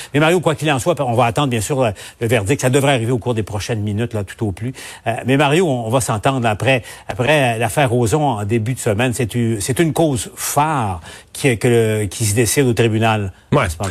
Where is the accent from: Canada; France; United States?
Canada; Quebec; chez nous, au Québec